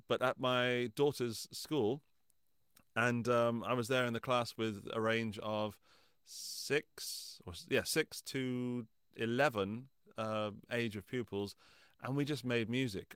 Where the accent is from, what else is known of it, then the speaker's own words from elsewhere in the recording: England, United Kingdom; moved away as an adult; now in Austria; living in England, my, my home country